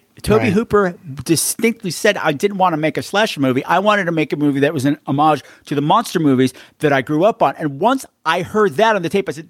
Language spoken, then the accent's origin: English; Canada; And because I'm from Canada and this is how we talk.